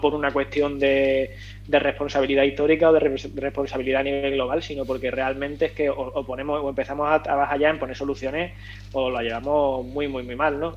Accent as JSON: {"language": "Spanish", "region": "Andalusia", "country": "Spain", "said": "yo soy andaluz"}